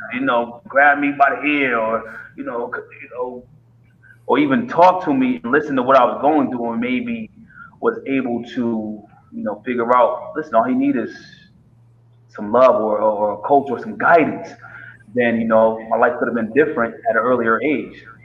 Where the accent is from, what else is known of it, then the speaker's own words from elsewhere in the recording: Middletown, Connecticut, United States; also born or lived in Hartford, Connecticut; I grew up from Middletown, Connecticut. Um, I was born in Hartford.